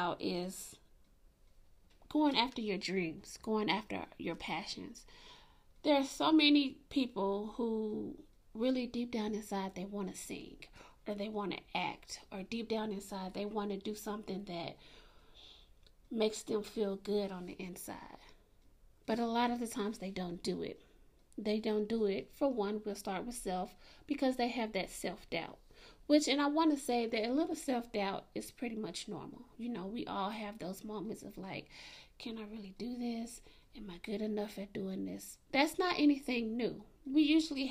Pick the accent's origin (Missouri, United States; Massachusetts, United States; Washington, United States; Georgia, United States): Georgia, United States; Atlanta; I grew up in Atlanta